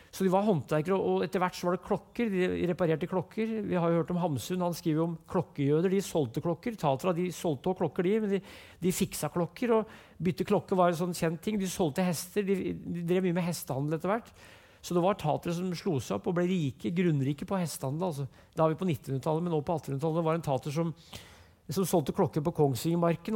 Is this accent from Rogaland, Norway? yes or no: no; Brumunddal, Innlandet, Norway; Jeg vokste opp som sagt i Brumunddal, og der gikk jeg på skolen